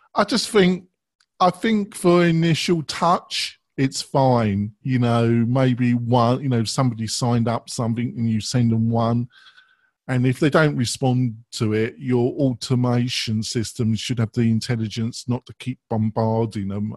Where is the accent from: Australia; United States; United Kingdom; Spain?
United Kingdom; England; I'm English